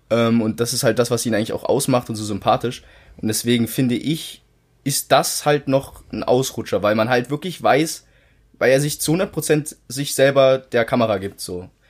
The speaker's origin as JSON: {"language": "German", "country": "Germany", "tie": "born or raised there", "said": "seit 19, 18 Jahren bin ich hier in Deutschland aufgewachsen"}